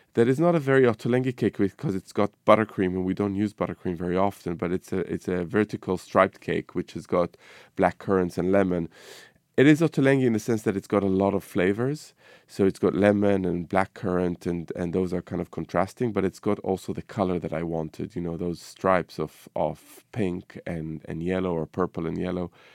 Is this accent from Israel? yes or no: yes; Israel; moved away; my cooking over the years has been influenced by my childhood, growing up in the Middle East, you know, in Israel